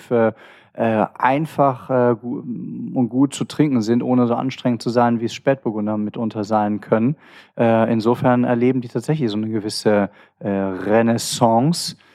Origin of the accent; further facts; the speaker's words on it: Cologne, North Rhine-Westphalia, Germany; Habe ich dir eigentlich schon mal erzählt, wo ich hier als Kölner mal in, in Düsseldorf mal so richtig abgestürzt bin?